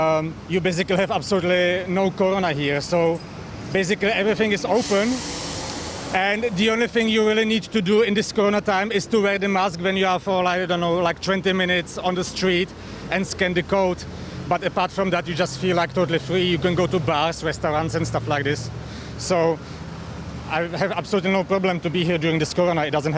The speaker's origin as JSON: {"language": "English", "region": "Berlin", "country": "Germany", "moved": "yes", "lives_now": "Taiwan", "said": "I come from Berlin, from Germany"}